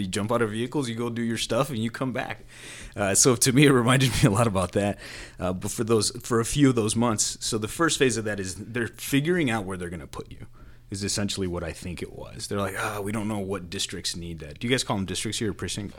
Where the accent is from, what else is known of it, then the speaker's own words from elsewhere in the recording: Chicago, Illinois, United States; I grew up in Pilsen